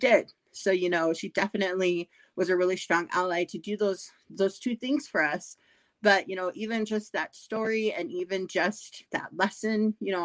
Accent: South Dakota, United States; I grew up in South Dakota.

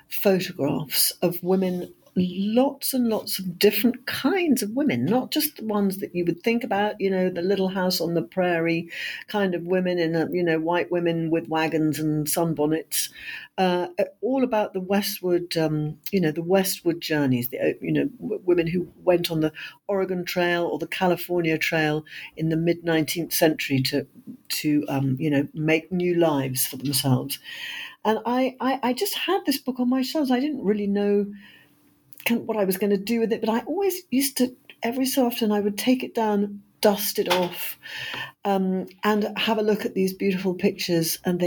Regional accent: United Kingdom; I am a British historian and novelist

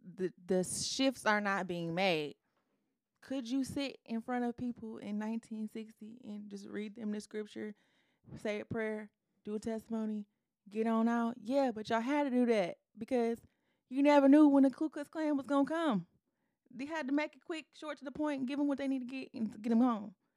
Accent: Detroit, Michigan, United States; also born or lived in Ypsilanti; I'm from the Metro Detroit.

